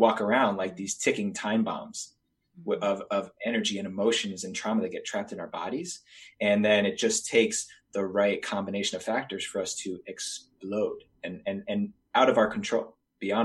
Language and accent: English; New Jersey, United States; moved away as an adult; also born or lived in New York City, New York; I decided to leave where I grew up in New Jersey and New York City